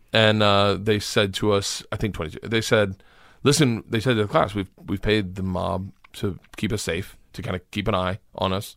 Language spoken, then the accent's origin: English; Florida, United States; I grew up in Florida